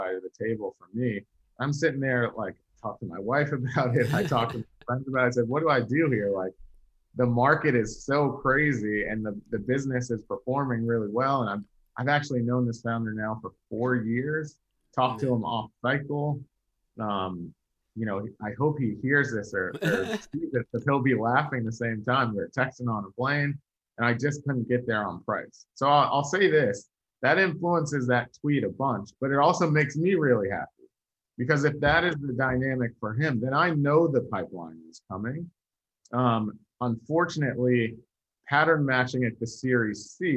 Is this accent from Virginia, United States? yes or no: yes; Virginia, United States; I'm from Virginia